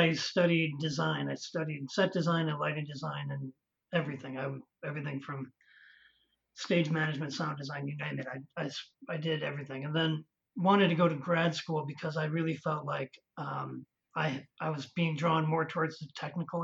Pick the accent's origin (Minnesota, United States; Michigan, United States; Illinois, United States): Illinois, United States; Chicago; moved away as an adult; also born or lived in Las Vegas, Nevada; I'm from the Chicago area, and I went to Oak Park River Forest High School